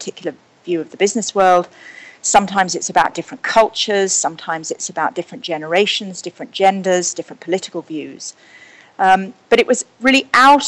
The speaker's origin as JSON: {"language": "English", "area": "Surrey and Hampshire", "region": "South East England", "country": "United Kingdom", "tie": "born or raised there", "moved": "yes", "lives_now": "New York, United States", "said": "I grew up in Surrey and Hampshire in Britain."}